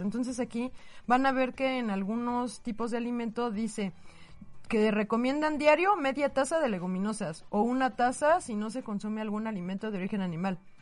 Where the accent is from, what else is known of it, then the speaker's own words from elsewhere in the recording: Mexico; somos muchísimos mexicanos